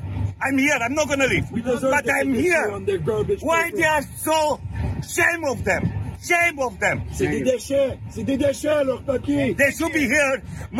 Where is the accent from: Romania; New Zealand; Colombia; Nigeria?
Romania; now in Windsor, Canada; I'm from Windsor, Ontario. I'm Romanian.